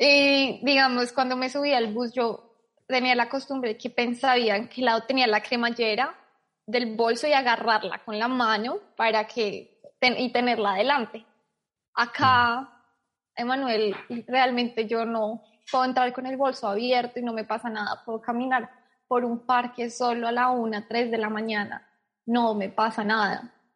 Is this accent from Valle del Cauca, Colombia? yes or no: no; Bogotá, Colombia; moved away as an adult; now in Sydney, Australia; soy de Bogotá, Colombia